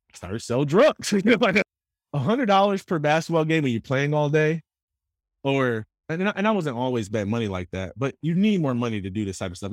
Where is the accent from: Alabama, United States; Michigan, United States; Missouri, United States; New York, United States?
Michigan, United States; Jackson; I grew up in Jackson. So Jackson is about an hour and a half west of Detroit, Michigan.